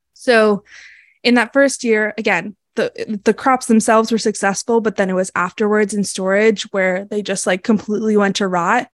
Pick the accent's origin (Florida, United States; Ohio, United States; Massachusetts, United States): Massachusetts, United States; I grew up in Massachusetts